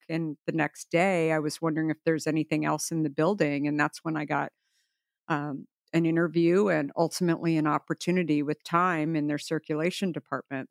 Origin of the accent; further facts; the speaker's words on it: Arizona, United States; I grew up in Arizona.